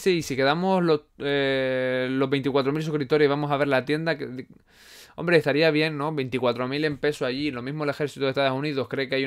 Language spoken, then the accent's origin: Spanish; Canary Islands, Spain; accent: Canarian; Es que mi acento no es canario, canario marcado. Eh, es que es de todo, es de todo. Hay gente que me dice que si soy de la península, hay gente que me dice que si soy venezolano.